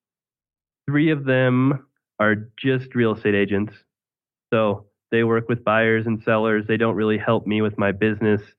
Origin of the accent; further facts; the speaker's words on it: Greeley, Colorado, United States; my hometown in Greeley